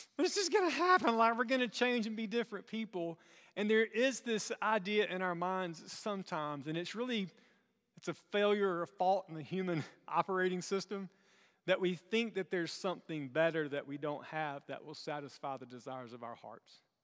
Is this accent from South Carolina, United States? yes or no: yes; South Carolina, United States; moved away; growing up in South Carolina